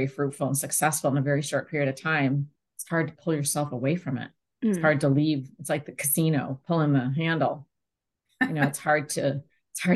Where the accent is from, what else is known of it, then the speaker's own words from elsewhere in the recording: Moncton, New Brunswick, Canada; moved away as an adult; also born or lived in Italy; I was born in Moncton, New Brunswick, and spent many years there in my earlier life